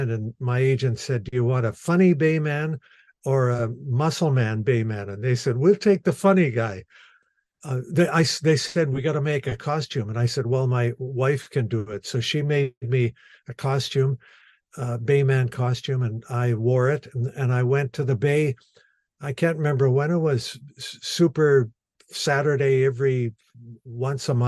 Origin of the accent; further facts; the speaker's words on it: Winnipeg, Manitoba, Canada; now in Anola, Canada; I'm an entertainer and I've born and raised in Winnipeg and uh, live now in Anola, Manitoba, but uh, lived in Winnipeg for the uh, first years of my life till I was maybe 30